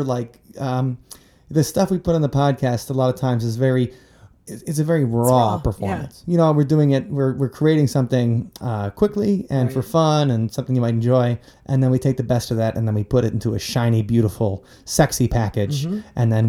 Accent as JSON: {"language": "English", "town": "Big Bend", "region": "Wisconsin", "country": "United States", "tie": "born or raised there", "said": "So so I grew up in Big Bend."}